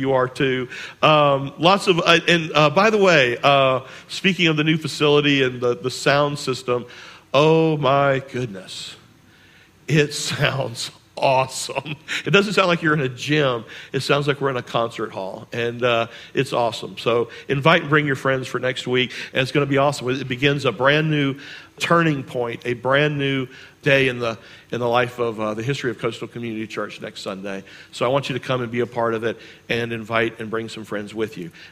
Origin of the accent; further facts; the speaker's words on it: Charleston, South Carolina, United States; I grew up here in Charleston, and I grew up on James Island